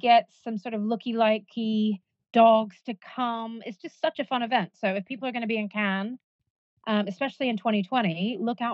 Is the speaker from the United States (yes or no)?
yes; United States; moved away; I grew up in America